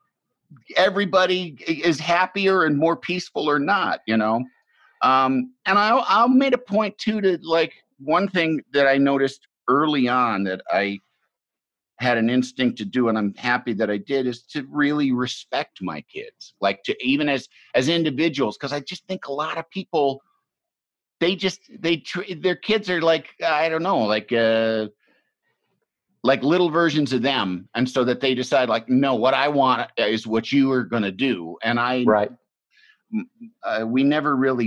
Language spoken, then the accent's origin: English; Illinois, United States; also born or lived in Michigan; I grew up in Illinois. I grew up in the Midwest. I was born in Michigan.